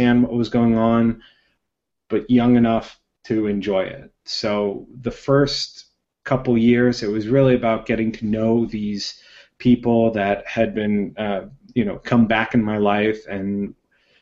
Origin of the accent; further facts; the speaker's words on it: Boston, Massachusetts, United States; also born or lived in El Salvador; I grew up in the Boston area, pretty much in, you know, 10-mile radius of where I am now.